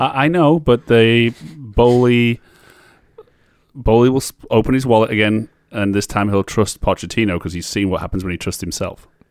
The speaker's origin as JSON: {"language": "English", "town": "Barrow-in-Furness", "region": "North West England", "country": "United Kingdom", "tie": "born or raised there", "said": "I absolutely am from there. I was born there."}